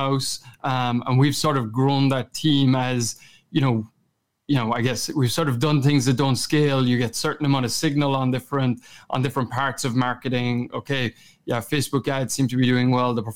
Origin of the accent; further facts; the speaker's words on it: Kerry, Munster, Ireland; accent: Kerry; moved away as an adult; also born or lived in Boston; my Kerry accent